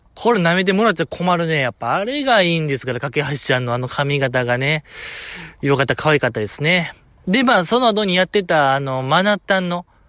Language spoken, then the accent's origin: Japanese; Osaka, Japan; 大阪で生まれ、大阪で育ってますけども、現在も大阪在住でございます